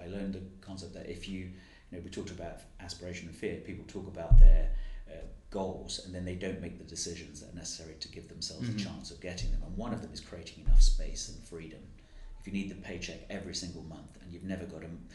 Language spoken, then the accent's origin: English; London, United Kingdom; growing up in the East End